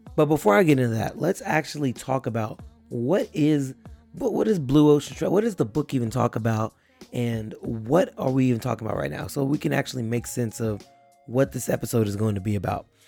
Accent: Texas, United States; I'm in an area here in my hometown

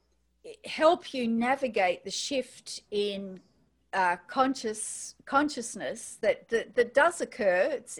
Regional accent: Australia; accent: Australian; as you can tell from my accent, I'm in Australia

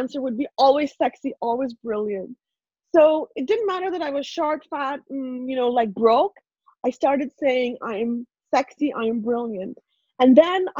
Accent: India; English is a second language; moved away as an adult; now in Canada; I grew up in India, born and raised in India. So English was not my first language.

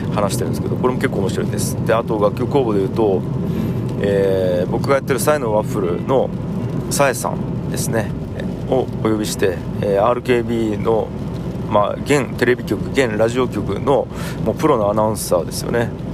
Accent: Tagawa, Fukuoka, Japan; もともと田川という町で生まれ育ちました

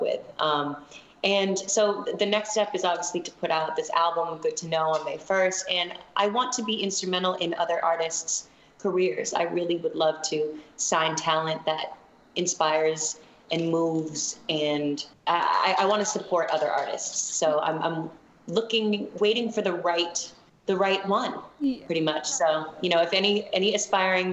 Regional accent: Boston, Massachusetts, United States; now in Los Angeles, United States; that's where I'm from. I'm from Boston

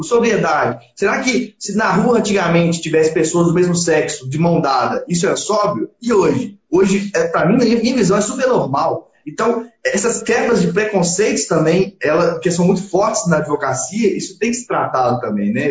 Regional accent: Belo Horizonte, Minas Gerais, Brazil; now in Sete Lagoas, Brazil; Sou, nasci em Belo Horizonte, mas a minha família é de Sete Lagoas

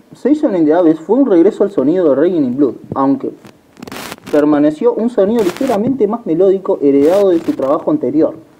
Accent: Uruguay; somos uruguayos

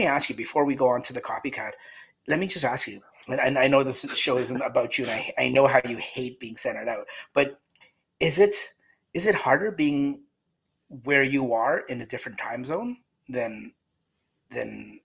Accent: Canada; The whole panel, including myself, we're all Canadian

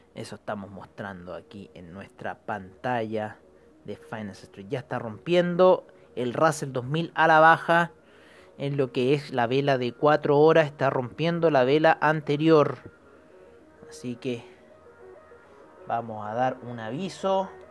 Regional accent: Chile; nosotros como chilenos

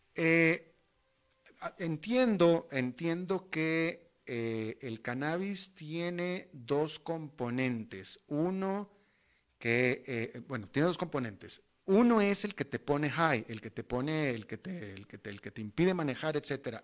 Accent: Monterrey, Nuevo León, Mexico; moved away as an adult; yo llevo eh, casi 30 años viviendo fuera de mi país de origen, que es México, pero sin embargo, hasta la fecha, todas las navidades las he pasado en mi tierra natal con mi familia

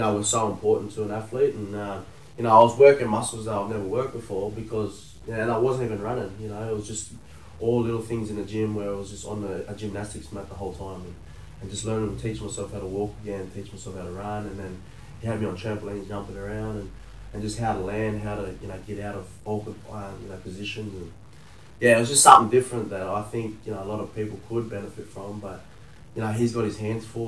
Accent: Taree, New South Wales, Australia; a little black fella from Tari

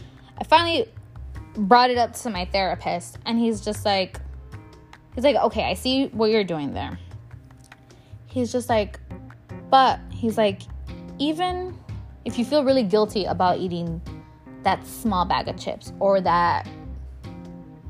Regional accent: Chicago, Illinois, United States; I'm a girl from Pilsen

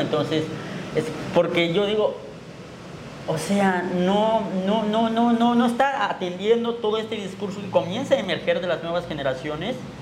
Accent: Chiapas, Mexico; el indígena Tzotzil

